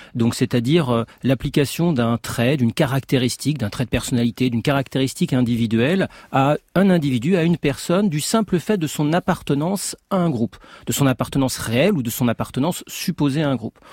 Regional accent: France; je suis français, parce que j'ai un certain âge, je connais, je baigne culturellement

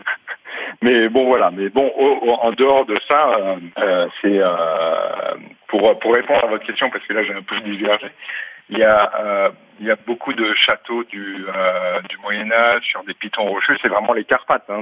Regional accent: France; moved away as an adult; also born or lived in Prague, Czech Republic; now in Kremnica, Slovakia; on est français

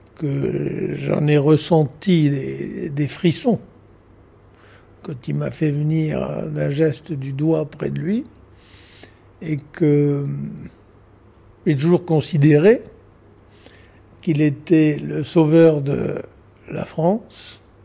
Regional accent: Nouméa, South Province, New Caledonia; also born or lived in Australia / United States / England; Je suis né à Nouméa, à la première vallée du Tir

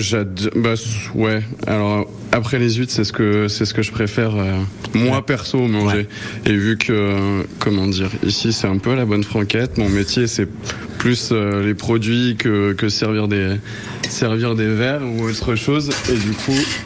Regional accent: La Trinité-sur-Mer, Brittany, France; also born or lived in Pontivy; now in Clermont-Ferrand, France; Je suis né en centre-Bretagne, à Pontivy, et j'ai vite euh, migré sur euh, Bretagne Sud, enfin Morbihan Sud, à la Trinité-sur-Mer

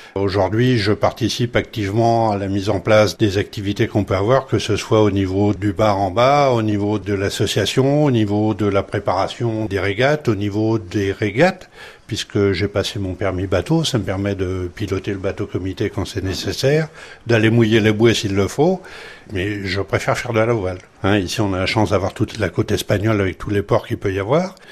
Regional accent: Brittany, France; moved away as an adult; also born or lived in Basque Country; now in Hendaye, France; Je suis né en Bretagne, j'ai grandi en Bretagne, j'ai travaillé dans toute la France et j'ai fini mon parcours euh, ici euh, comme jeune retraité au Pays Basque.

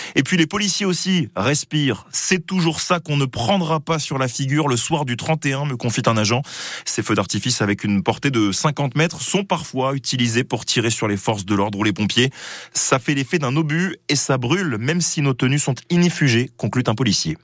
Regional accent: Belgium; now in Saint-Pryvé-Saint-Mesmin, France; Je suis né en Belgique

